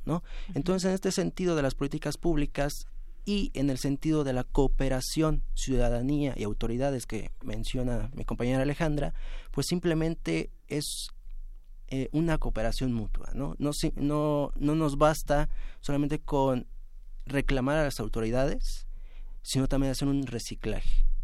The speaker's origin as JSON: {"language": "Spanish", "region": "Mexico City", "country": "Mexico", "said": "Yo soy de Iztapalapa, eh, vivo más de 13 años ahí"}